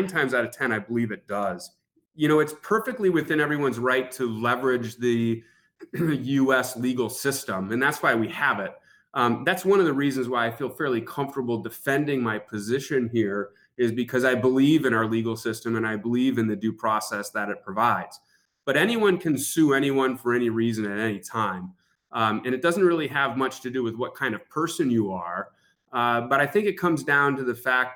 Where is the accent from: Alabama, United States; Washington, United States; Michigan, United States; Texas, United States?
Michigan, United States; Marquette; I'm from Marquette, Michigan. We're in the Upper Peninsula